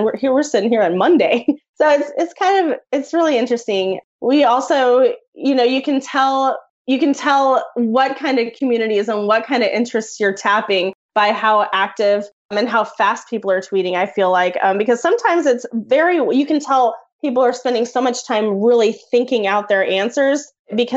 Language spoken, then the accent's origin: English; Oklahoma, United States; now in Wichita, United States; I'm from Oklahoma